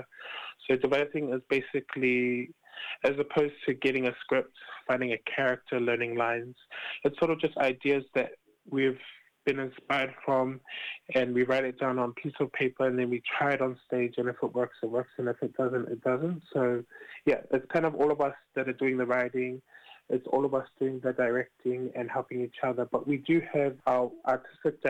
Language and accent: English; Auckland, New Zealand; I've been born and raised in Roskill, and it's basically all I know.